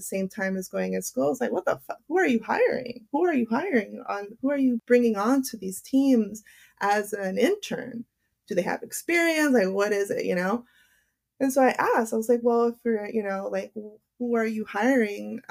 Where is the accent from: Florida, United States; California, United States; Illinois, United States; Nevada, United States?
California, United States; Los Angeles; I grew up in West LA.